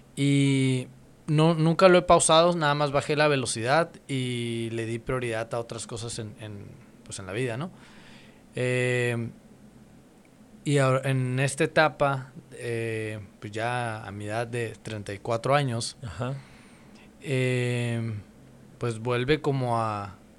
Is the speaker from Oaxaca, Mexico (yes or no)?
no; Mexicali, Baja California, Mexico; soy de Mexicali, y pues ya tengo rato aquí